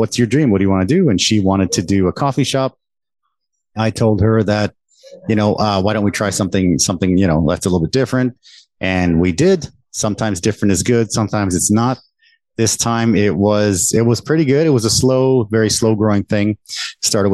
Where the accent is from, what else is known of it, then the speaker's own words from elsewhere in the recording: Canada; moved away as an adult; now in Taiwan; I was the first one born there, born and raised in Canada. And I came to Taiwan about 20 years ago now.